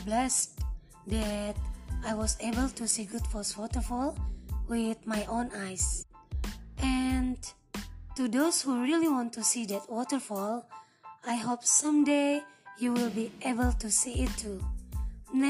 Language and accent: English; Indonesia; I'm from Indonesia